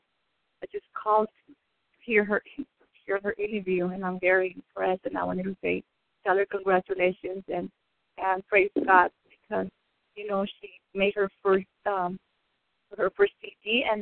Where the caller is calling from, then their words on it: Downey, California, United States; I'm calling from Downey, California